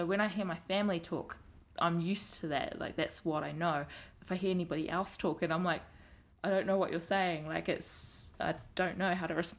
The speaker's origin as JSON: {"language": "English", "country": "New Zealand", "tie": "born or raised there", "accent": "strong New Zealand accents", "said": "I've been brought up here, I belong here"}